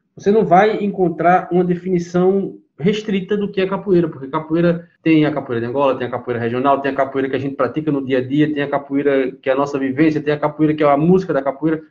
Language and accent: Portuguese; Recife, Pernambuco, Brazil; sou do Recife, eu faço capoeira aqui em Pernambuco